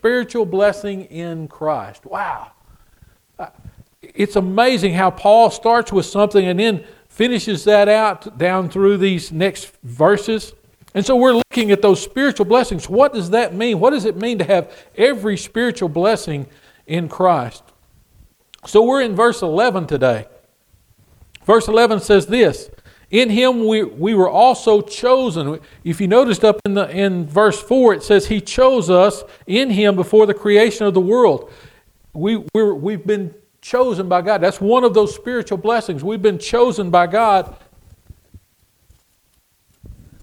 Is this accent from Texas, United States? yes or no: yes; Texas, United States; I'm from Texas